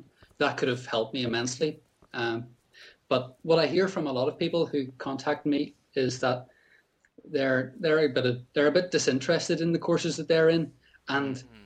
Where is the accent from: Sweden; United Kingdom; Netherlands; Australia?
United Kingdom; Northern Ireland; also born or lived in Scotland; I'm a Northern Irish designer. I'm living in Northern Ireland